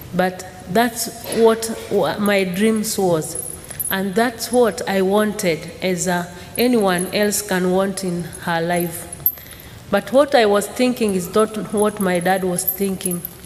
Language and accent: English; Maasai community, Arusha, Tanzania; I was born in Maasai community.